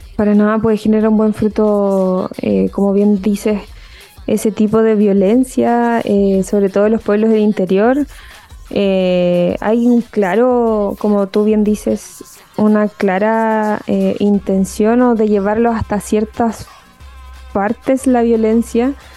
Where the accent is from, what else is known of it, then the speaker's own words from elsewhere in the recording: Chile; nosotros como eh, chilenos